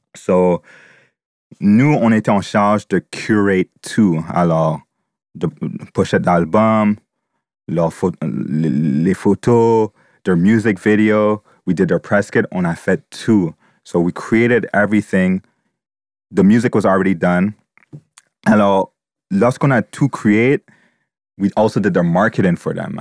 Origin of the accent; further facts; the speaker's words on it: Montreal, Quebec, Canada; I was born here in Montreal